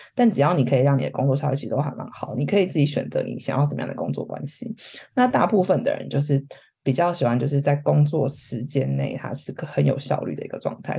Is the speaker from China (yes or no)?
no; Taiwan; moved away as an adult; now in London, United Kingdom; 是我们自己身为台湾人，然后想找跑到一个人家全部都讲英文的地方